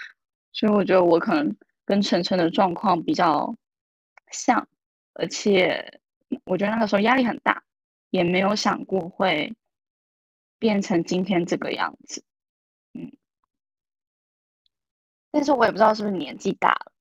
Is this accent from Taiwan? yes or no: yes; Taiwan; moved away as an adult; now in Shanghai, China; 因为我是从台湾来大陆工作的嘛，然后我在这里也没有家人，